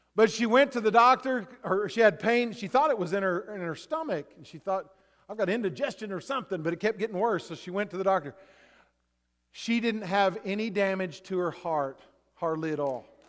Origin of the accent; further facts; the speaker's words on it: Texas, United States; I grew up in Texas